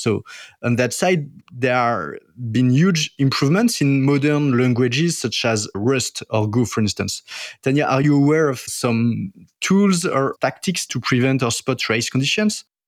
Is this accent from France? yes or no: yes; France; accent: French; English is a second language; my French accent